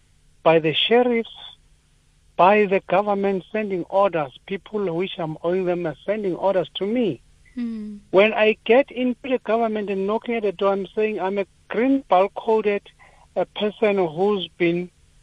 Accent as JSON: {"language": "English", "country": "South Africa", "said": "I've been all the doors that you feel as a South African you can be helped."}